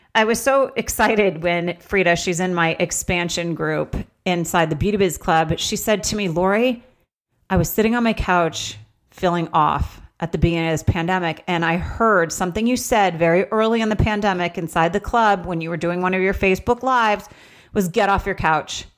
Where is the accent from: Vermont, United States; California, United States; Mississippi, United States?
Vermont, United States; moved away; also born or lived in Los Angeles; I grew up in Vermont.